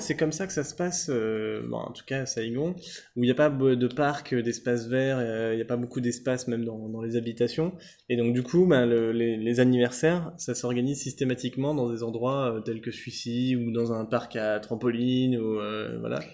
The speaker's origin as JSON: {"language": "French", "country": "France", "said": "en tant que Français"}